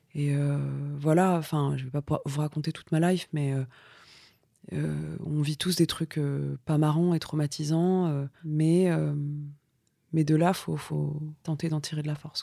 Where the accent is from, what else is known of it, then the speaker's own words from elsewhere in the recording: Vitry-sur-Seine, Île-de-France, France; Moi, j'ai grandi dans, des banlieues, et notamment à Vitry